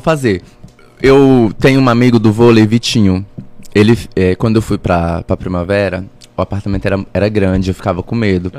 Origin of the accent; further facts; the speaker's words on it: Tesouro, Mato Grosso, Brazil; lá na minha cidade em Tesouro